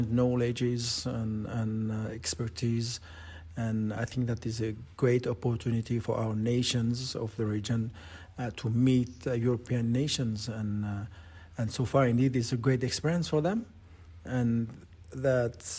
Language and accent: English; New Caledonia; moved away; I'm from New Caledonia. Well educated from New Caledonia and my roots, and I, yes, all of me belong to New Caledonia